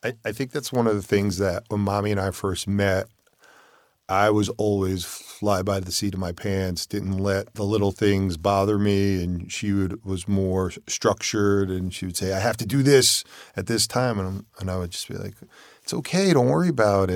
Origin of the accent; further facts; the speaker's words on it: Connecticut, United States; we moved up to Connecticut to my hometown.